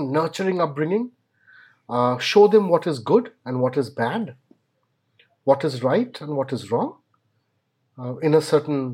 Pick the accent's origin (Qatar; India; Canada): India; as an Indian parent